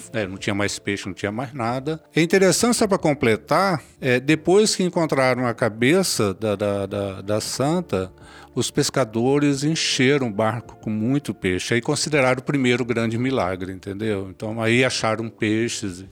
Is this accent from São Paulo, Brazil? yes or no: no; Ibiraçu, Espírito Santo, Brazil; eu sou do município aqui do interior, de Biraçu